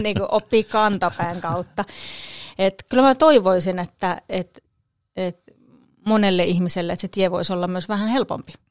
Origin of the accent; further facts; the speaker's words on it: Kangasala, Pirkanmaa, Finland; also born or lived in Kokkola; now in Tampere, Finland; asuin siis lapsuuteni Kangasalla